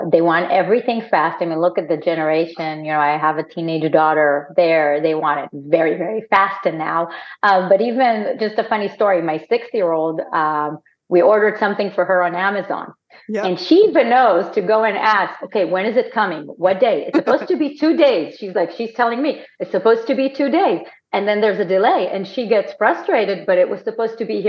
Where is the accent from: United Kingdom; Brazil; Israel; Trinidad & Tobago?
Israel; accent: Israeli; moved away as an adult; also born or lived in Amsterdam, Netherlands; now in United States; I'm Israeli